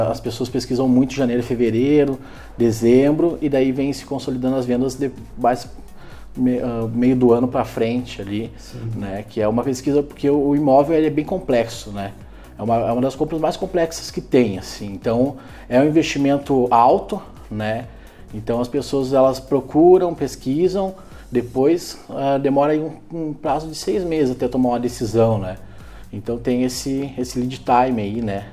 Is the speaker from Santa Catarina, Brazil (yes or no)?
no; Canela, Rio Grande do Sul, Brazil; moved away as an adult; now in Gramado, Brazil; em Canela, agora estou residindo em Gramado